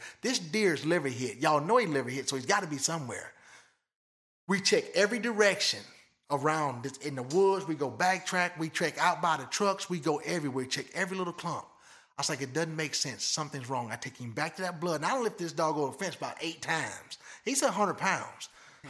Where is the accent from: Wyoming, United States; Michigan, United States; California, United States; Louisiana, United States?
Michigan, United States; now in Lebanon; I grew up in Michigan